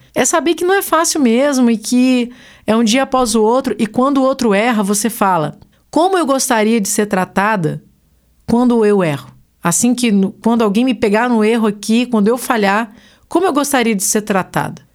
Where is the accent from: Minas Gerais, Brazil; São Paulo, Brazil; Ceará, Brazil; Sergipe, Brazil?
Minas Gerais, Brazil; Sou mineira, eu uso trem para qualquer coisa